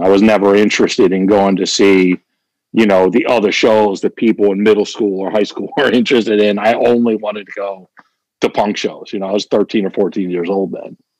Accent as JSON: {"language": "English", "town": "Kennett Square", "region": "Pennsylvania", "country": "United States", "tie": "born or raised there", "said": "my hometown of Kennett Square"}